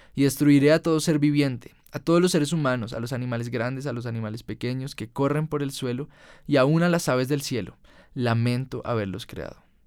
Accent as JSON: {"language": "Spanish", "country": "Colombia", "said": "En Colombia, en mi país"}